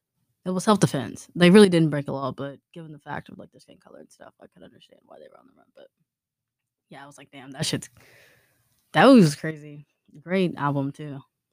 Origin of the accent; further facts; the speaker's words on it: Houston, Texas, United States; moved away as an adult; also born or lived in Huntsville, Texas; now in Beaumont, United States; because I'm originally from Houston, and then I went to Sam Houston, and then I just moved here to Beaumont